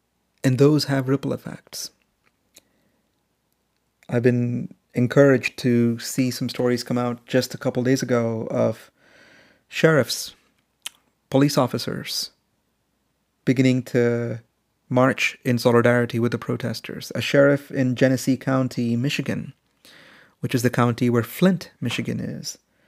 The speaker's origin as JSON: {"language": "English", "country": "India", "tie": "born or raised there", "also_born_or_lived": "Middle East", "said": "And in fact, how I grew up in India and in the Middle East in the 80s, all around me were stories of anti-black racism."}